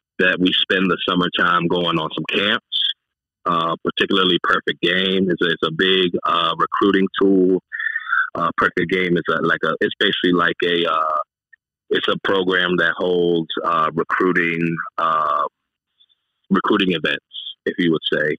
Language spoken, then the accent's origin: English; Key West, Florida, United States; I grew up in Key West